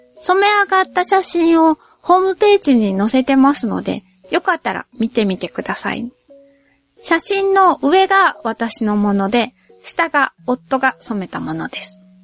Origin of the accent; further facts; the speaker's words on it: Nagoya, Aichi, Japan; 両親ともに名古屋出身で、どっちの祖先もずーっと名古屋に住み続けてきたらしいですし、私も名古屋から出たことがないですし